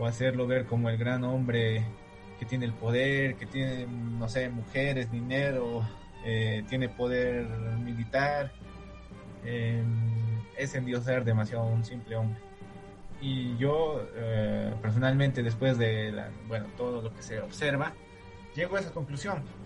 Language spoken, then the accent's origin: Spanish; Bolivia; como bolivianos